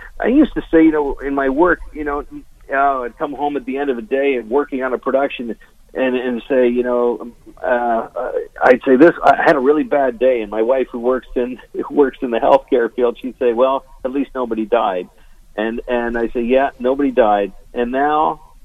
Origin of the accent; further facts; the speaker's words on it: Canada; I'm a Canadian